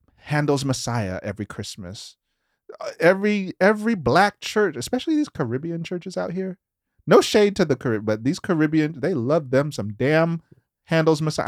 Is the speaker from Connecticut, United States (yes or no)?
no; Memphis, Tennessee, United States; we're from Memphis.